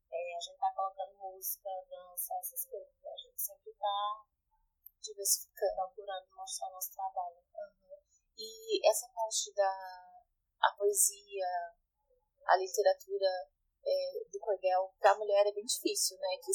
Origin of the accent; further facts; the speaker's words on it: Pajeú region, Pernambuco, Brazil; moved away; eu sou da Fogagem da Engazeira, que é no setor do Pajeú